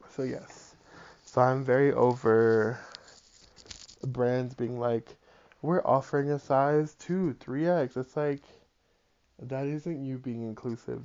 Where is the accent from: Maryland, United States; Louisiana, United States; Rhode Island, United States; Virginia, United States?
Rhode Island, United States; Providence; I'm from Providence, Rhode Island, and like when I was growing up, you could find a three bedroom apartment for $800